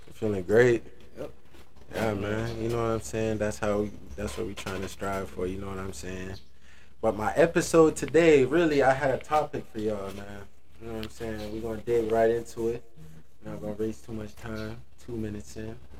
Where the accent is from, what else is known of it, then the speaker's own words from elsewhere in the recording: Jamaica; moved away; I come from Jamaica